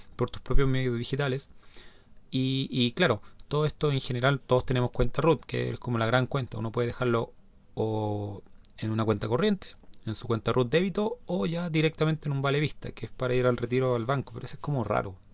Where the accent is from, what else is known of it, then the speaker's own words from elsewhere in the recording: Chile; los que somos chilenos